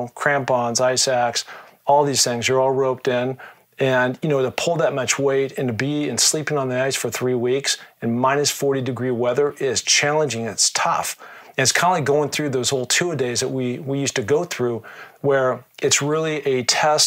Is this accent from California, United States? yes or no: no; Seattle, Washington, United States; being from the Northwest, growing up in Seattle, it's pretty mountainous